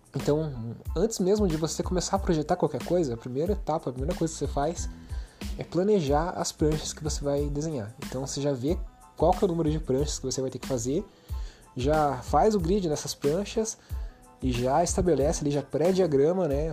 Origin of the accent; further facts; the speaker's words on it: Brazil; a gente é brasileiro, a gente fala português